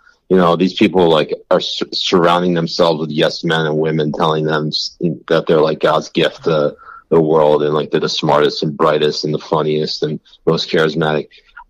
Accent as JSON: {"language": "English", "region": "Connecticut", "country": "United States", "tie": "born or raised there", "said": "I also grew up in a very liberal part of the country. I grew up in Connecticut."}